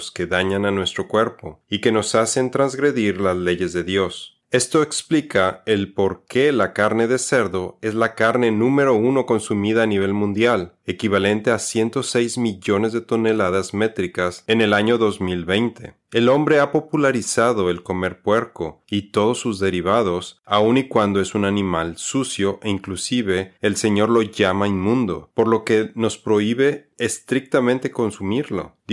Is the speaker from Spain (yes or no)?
no; Mexico; Nosotros somos mexicanos.